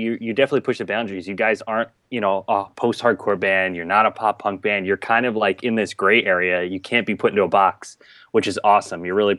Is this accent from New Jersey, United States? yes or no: yes; New Jersey, United States; now in Boston, United States